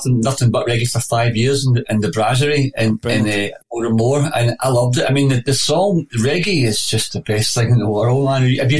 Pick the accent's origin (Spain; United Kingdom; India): United Kingdom; Glasgow, Scotland; I was born in Govan, in Govan Road. My dad was a Rangers fan. You know, he was, and my mum was an Italian Catholic.